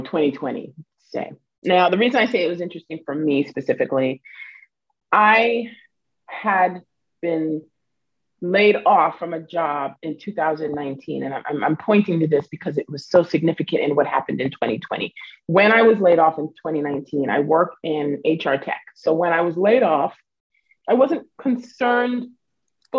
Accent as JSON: {"language": "English", "town": "Westbury", "region": "New York", "country": "United States", "tie": "born or raised there", "also_born_or_lived": "Florida", "lives_now": "Queens, United States", "said": "I grew up in Long Island, specifically a town called Westbury."}